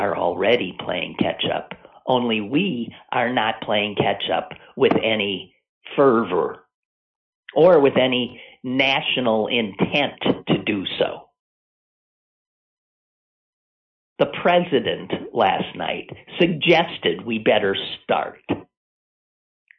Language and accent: English; United States